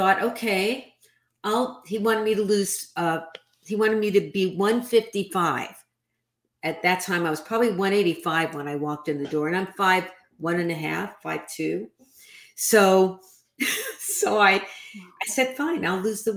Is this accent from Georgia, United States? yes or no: no; New York City, New York, United States; I grew up in the New York City housing projects